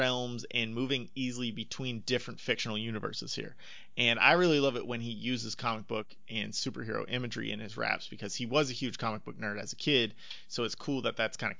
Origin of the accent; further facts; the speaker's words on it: Northern Florida, United States; I remember when I was growing up in Northern Florida